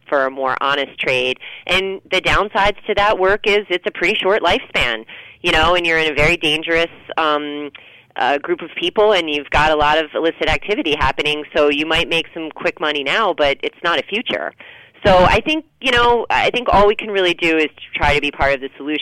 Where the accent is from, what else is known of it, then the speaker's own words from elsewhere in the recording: New England, United States; I'm from New England